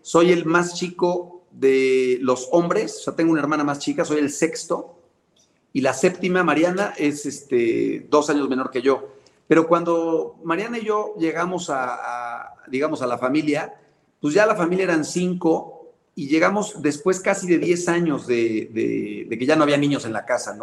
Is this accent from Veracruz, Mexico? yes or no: no; Puebla, Mexico; poblano también